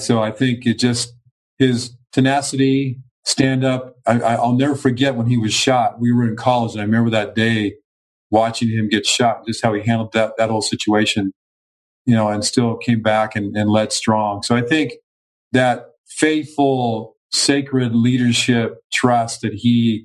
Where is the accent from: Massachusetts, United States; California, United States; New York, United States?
California, United States; Los Angeles; I was growing up in Los Angeles